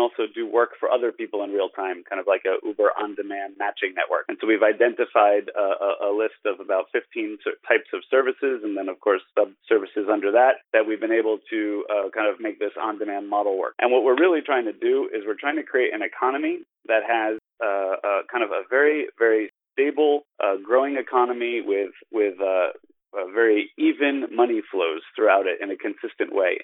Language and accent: English; New Jersey, United States; moved away as an adult; also born or lived in Brooklyn, New York; now in Shenzhen, China; I grew up in uh, New Jersey. I was born in Brooklyn